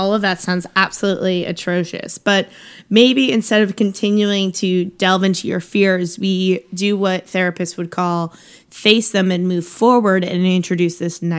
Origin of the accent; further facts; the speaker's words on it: New Jersey, United States; accent: New Jersey; That was the thickest, most New Jersey thing I've ever said in my life.